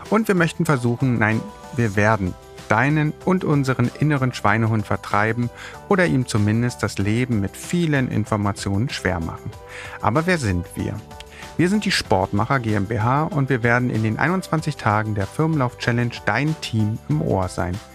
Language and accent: German; Berlin, Germany; Geboren und aufgewachsen bin ich in Berlin